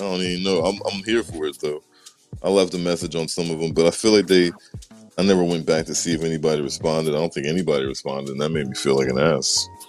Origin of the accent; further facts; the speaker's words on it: Memphis, Tennessee, United States; I'm from Memphis, Tennessee.